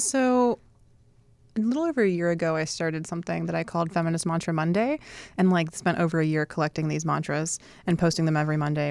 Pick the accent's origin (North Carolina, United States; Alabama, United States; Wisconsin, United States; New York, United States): North Carolina, United States; Sanford; moved away; also born or lived in Durham, North Carolina / Raleigh, North Carolina; I grew up in a very small town called Sanford, North Carolina